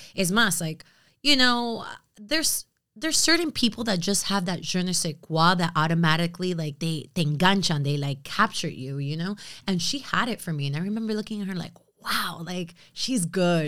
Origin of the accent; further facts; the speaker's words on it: United States; I am American, but I am also very much Latina.